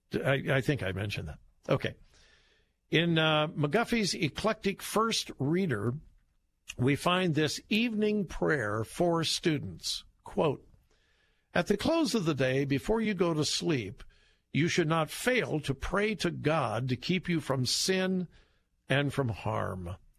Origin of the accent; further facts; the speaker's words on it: Southern California, United States; I grew up in Southern California